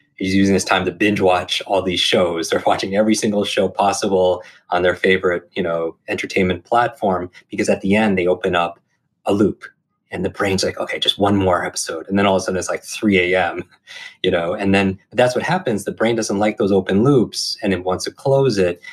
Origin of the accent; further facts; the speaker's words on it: Northeast, United States; I grew up in the Northeast